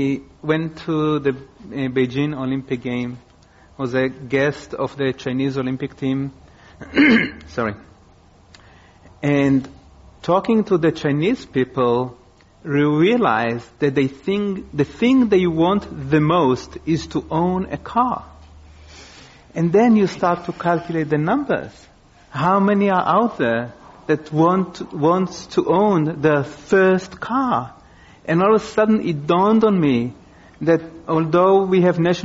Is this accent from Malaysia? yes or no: no; Israel; now in United States; I grew up in Israel